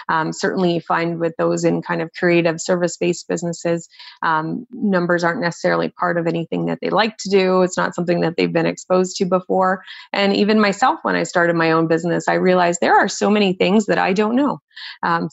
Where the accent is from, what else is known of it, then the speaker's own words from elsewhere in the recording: Nova Scotia, Canada; I grew up in the East Coast of Canada in Nova Scotia